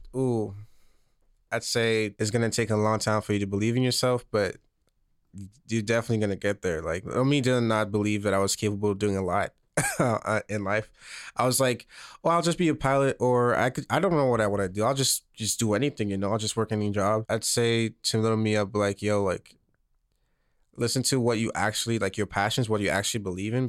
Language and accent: English; St. Lucia; moved away as an adult; now in Los Angeles, United States; I was born and raised, um, on this island called Saint Lucia in the middle of the Caribbean.